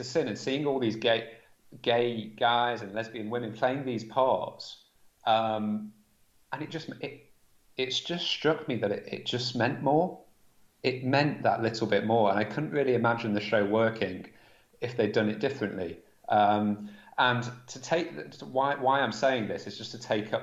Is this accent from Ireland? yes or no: no; Manchester, North West England, United Kingdom; born or raised there